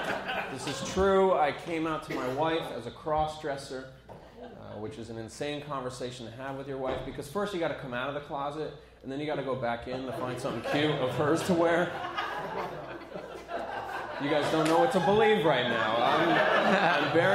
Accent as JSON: {"language": "English", "area": "Ulster County", "region": "New York", "country": "United States", "tie": "born or raised there", "said": "I grew up in Ulster County. It's a farm town where I'm from"}